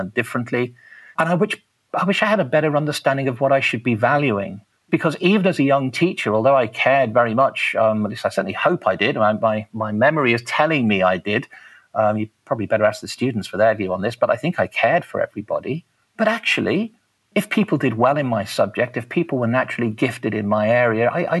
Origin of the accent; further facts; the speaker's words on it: Liverpool, North West England, United Kingdom; now in Taranaki, New Zealand; I grew up in Liverpool